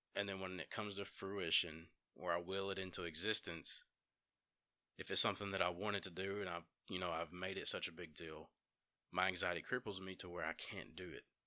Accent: Dora, Alabama, United States; also born or lived in Empire, Alabama; now in Jasper, United States; I grew up in Dora in Empire, Alabama. I currently reside in Jasper.

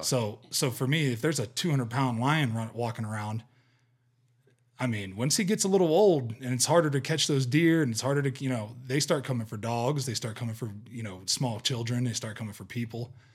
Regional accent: Ohio, United States; moved away; I grew up with whitetail in Ohio

